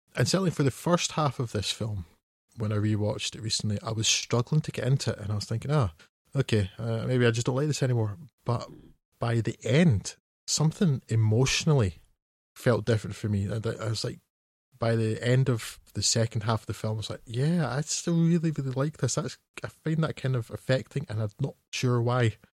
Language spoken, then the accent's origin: English; Scotland, United Kingdom; I, being Scottish